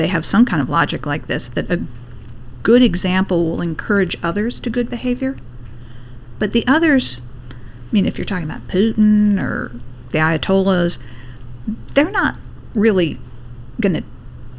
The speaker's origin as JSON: {"language": "English", "region": "Pennsylvania", "country": "United States", "tie": "born or raised there", "said": "in my home state of Pennsylvania"}